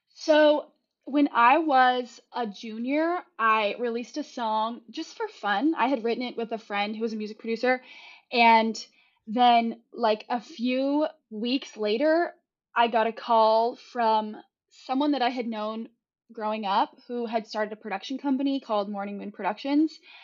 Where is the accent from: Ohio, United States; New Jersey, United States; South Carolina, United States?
South Carolina, United States; moved away as an adult; also born or lived in Savannah, Georgia; now in Los Angeles, United States; growing up in South Carolina